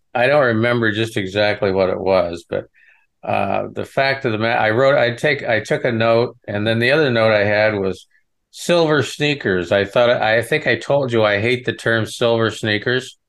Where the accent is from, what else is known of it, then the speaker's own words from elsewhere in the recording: Western Nebraska, United States; I'm from the Midwest. I, you know, I'm, was born in Western Nebraska on a ranch